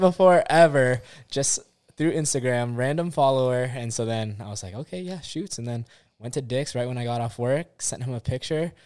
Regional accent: Orange County, California, United States; also born or lived in Hilo, Hawaii; originally, I'm from California, born and raised in Orange County, but most of my family stays on the Big Island. Hilo side

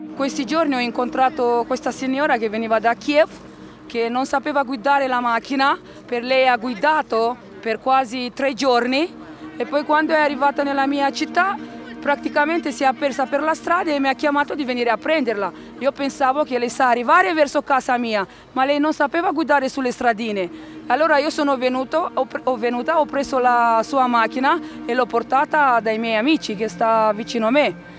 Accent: Romania; Italian is a second language; moved away as an adult; also born or lived in Rome, Italy; ho vissuto per 17 anni a Roma. E tre anni fa sono tornata qui a, eh, nel mio paese, in Romania

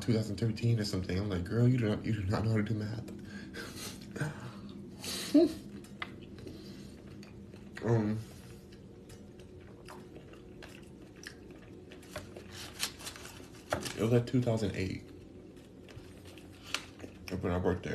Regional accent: California, United States; now in Houston, United States; I'm from California

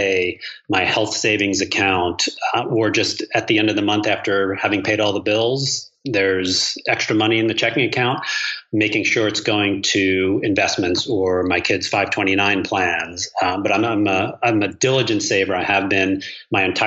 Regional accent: New York, United States; also born or lived in San Francisco, California; now in Palm Beach County, Florida, United States; I grew up in New York

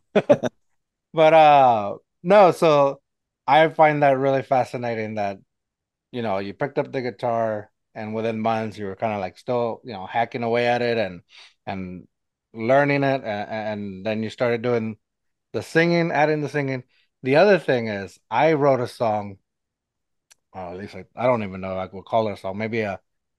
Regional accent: San Antonio, Texas, United States; I'm from San Antonio. I live in San Antonio

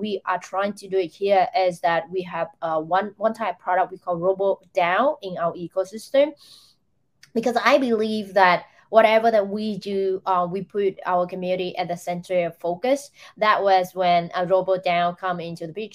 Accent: Vietnam; Vietnam, where I come from

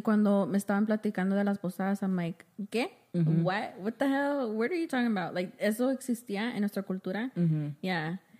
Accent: United States; we're Chicanas, you know, exactly. We're Mexican American. Mm-hmm. We have both cultures.

